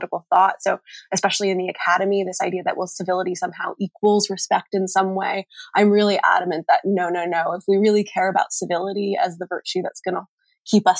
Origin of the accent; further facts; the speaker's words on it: North Carolina, United States; I'm from North Carolina